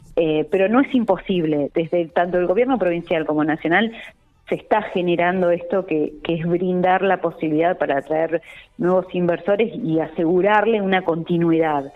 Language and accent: Spanish; La Pampa, Argentina; como pampeana